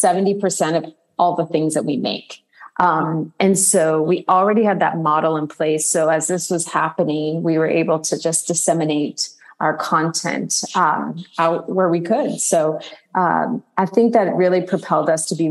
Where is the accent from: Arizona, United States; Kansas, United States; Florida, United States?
Arizona, United States; now in New York City, United States; I'm originally from Arizona, but I live in New York City.